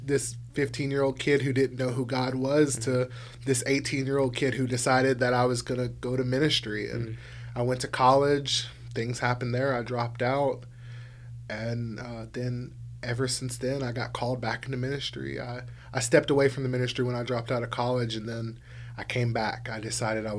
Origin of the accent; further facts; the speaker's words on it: South Louisiana, United States; moved away; I'm from South Louisiana originally, and so pretty much everybody down there is Catholic